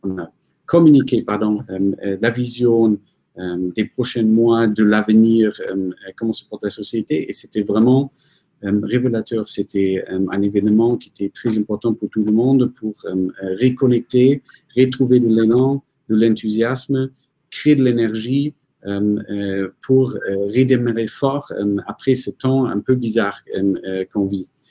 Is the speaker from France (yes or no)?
no; Germany; moved away; je suis allemand